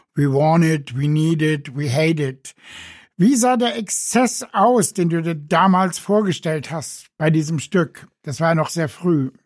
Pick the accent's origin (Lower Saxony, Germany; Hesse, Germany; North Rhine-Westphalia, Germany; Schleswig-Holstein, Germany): Hesse, Germany; Frankfurt; als Frankfurter Junge aus dem Bankenviertel